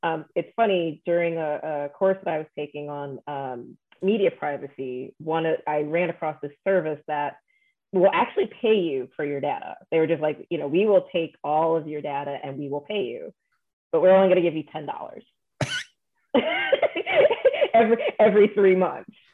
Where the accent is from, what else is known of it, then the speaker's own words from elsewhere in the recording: New York, United States; also born or lived in Chicago; I'm from New York and I live in New York now